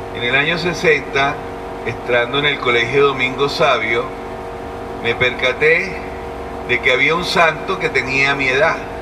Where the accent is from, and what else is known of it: Venezuela